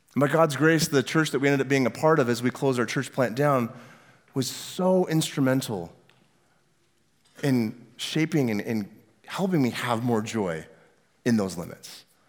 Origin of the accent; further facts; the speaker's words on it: Northwest Washington, United States; also born or lived in California; now in Omaha, United States; I grew up in Northwest Washington in a tiny, small little town about as far north as you could get before you get into Canada, right there on the coast.